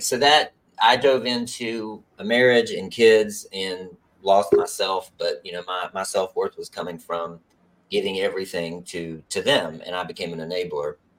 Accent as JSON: {"language": "English", "region": "West Virginia", "country": "United States", "tie": "born or raised there", "also_born_or_lived": "North Carolina", "moved": "yes", "said": "I grew up in West Virginia"}